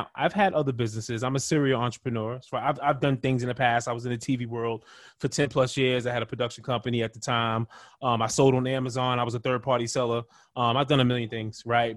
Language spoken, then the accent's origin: English; New York City, New York, United States; now in Phoenix, United States; Where I'm from Brooklyn, New York